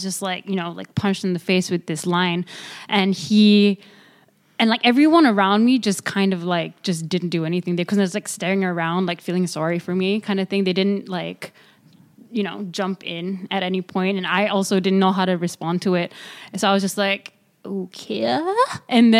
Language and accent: English; Malaysia; moved away; also born or lived in Paris / San Francisco; I am from Malaysia